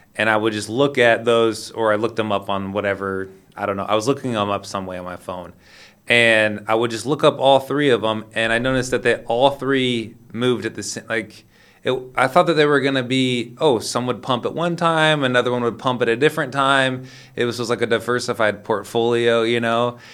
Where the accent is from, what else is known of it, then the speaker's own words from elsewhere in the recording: Sacramento, California, United States; moved away; also born or lived in Lisbon, Portugal; I'm from Sacramento, California.